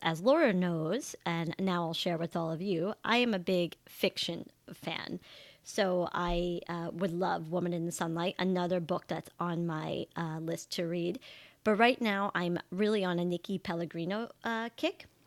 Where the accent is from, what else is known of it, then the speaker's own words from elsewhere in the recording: New York City, New York, United States; also born or lived in Italy; I grew up in New York